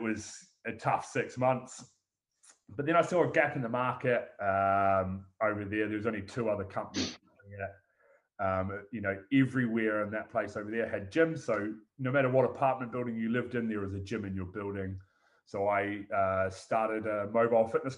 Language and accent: English; Christchurch, Canterbury, New Zealand; originally from New Zealand, born and bred in Christchurch